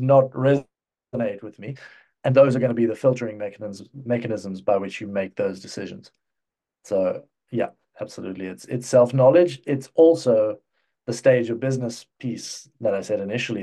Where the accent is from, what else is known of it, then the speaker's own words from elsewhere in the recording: South Africa; also born or lived in United Kingdom / Cyprus; now in Czech Republic; I'm, I'm originally from South Africa. Um, I spent the, the first chunk of my life over there